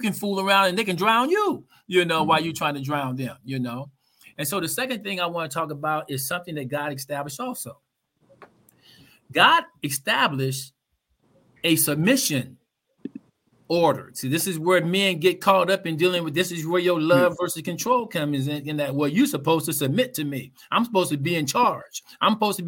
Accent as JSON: {"language": "English", "town": "Oakland", "region": "California", "country": "United States", "tie": "born or raised there", "said": "I grew up in Oakland"}